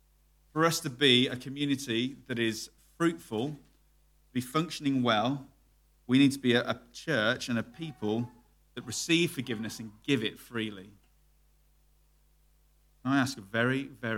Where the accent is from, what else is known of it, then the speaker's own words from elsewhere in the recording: United Kingdom; Me, being very British